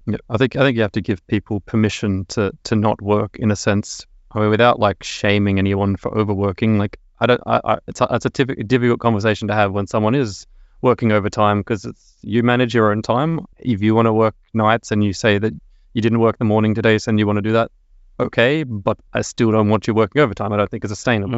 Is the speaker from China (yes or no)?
no; Sydney, New South Wales, Australia; moved away as an adult; now in Stockholm, Sweden; I'm originally from Sydney, Australia.